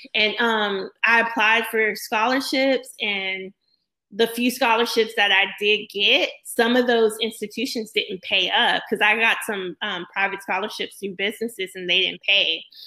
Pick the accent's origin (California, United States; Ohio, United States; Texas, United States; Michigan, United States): Texas, United States; Corpus Christi; also born or lived in Houston; I grew up in Corpus Christi, Texas